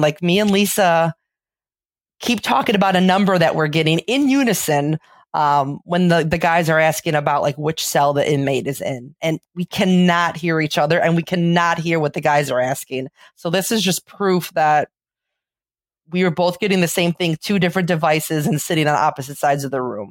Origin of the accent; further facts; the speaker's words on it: Chicago, Illinois, United States; accent: Chicago; I got my Chicago accent